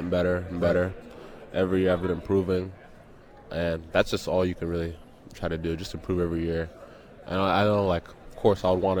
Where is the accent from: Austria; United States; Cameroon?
United States; Missouri; moved away as an adult; also born or lived in London, United Kingdom / Indiana; now in Toronto, Canada; I grew up with him in Missouri, went to Indiana